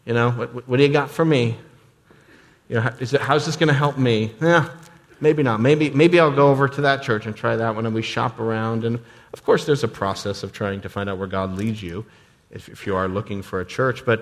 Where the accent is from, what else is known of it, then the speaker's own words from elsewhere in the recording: United States; us as American Christians